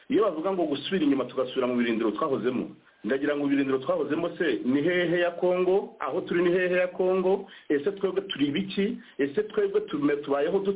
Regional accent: DR Congo; twebwe nka emuventuruwa njyewe n'abo dufatanije twese ntabwo turi abarundi ntabwo turi abanyarwanda ntituri n'abanyakenya nta nubwo turi abanyangora turi abanyekongo turi iwacu

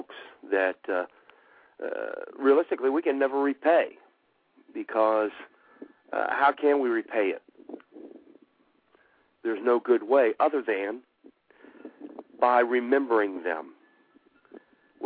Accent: United States

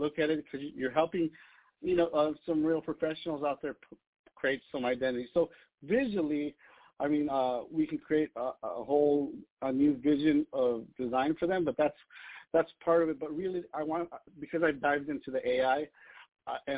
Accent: Los Angeles, California, United States; I grew up in Los Angeles

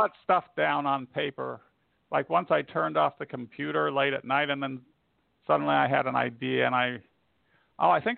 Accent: Indiana, United States; moved away; I hail from Indiana, which is not one of the more, well, okay, it's my home state.

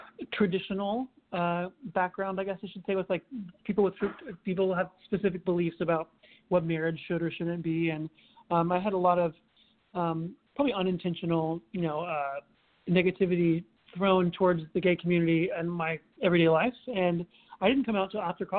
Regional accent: Edmond, Oklahoma, United States; now in New York City, United States; I grew up in Edmond, Oklahoma, which is a little suburb of Oklahoma City

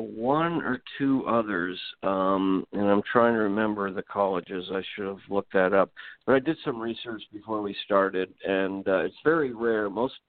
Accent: Pacific Northwest, United States; moved away as an adult; also born or lived in Albany area, New York; now in Albany, United States; I mean, I've lived here since 1981. I'm still an outsider. I'm from the Pacific Northwest. I really only expected to stay here 2 years, but I love this area.

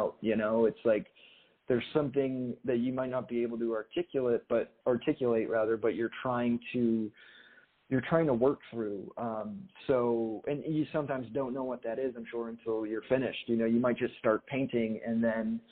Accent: Bridgewater, Massachusetts, United States; moved away; I grew up in Massachusetts

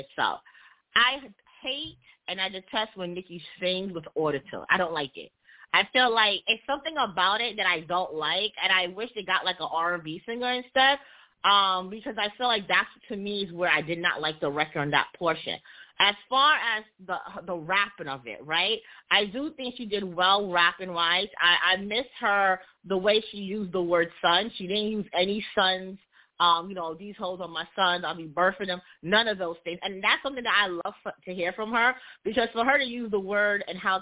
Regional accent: New York City, New York, United States; I am from Brooklyn

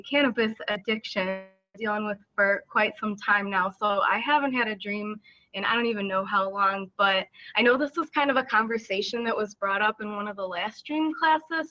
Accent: Chicago, Illinois, United States; I'm from Chicago, Illinois, USA.

